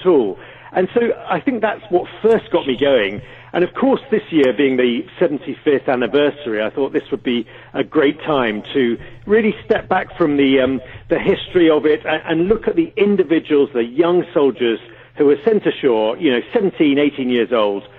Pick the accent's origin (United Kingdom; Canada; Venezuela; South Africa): United Kingdom; for a lot of us Brits